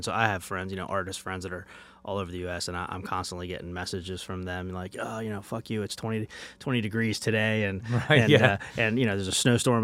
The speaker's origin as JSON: {"language": "English", "region": "South Florida", "country": "United States", "tie": "born or raised there", "said": "And I'm a Florida boy. I mean, born and raised in South Florida. Been here my entire life."}